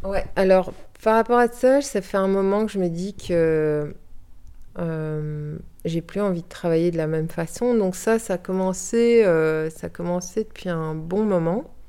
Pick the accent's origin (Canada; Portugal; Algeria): Portugal; moved away as an adult; also born or lived in Brussels, Belgium; now in Viroinval, Belgium; je suis née à Bruxelles d'un papa portugais, d'une maman française. Et suite à la chute de la dictature au Portugal, on a été vivre au Portugal. Donc j'ai vécu de mes 4 ans à mes 18 ans